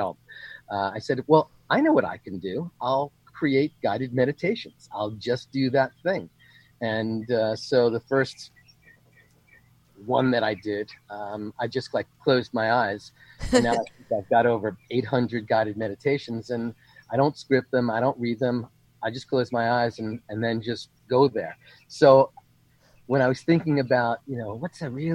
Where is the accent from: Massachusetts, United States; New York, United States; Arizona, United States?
New York, United States; moved away; also born or lived in California; I come from the East Coast, New York. We're all control freaks.